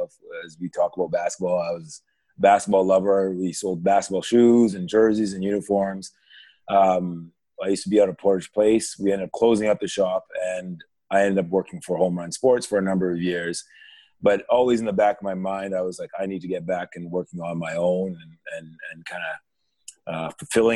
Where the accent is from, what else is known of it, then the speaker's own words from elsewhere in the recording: Nigeria; I'm originally from Nigeria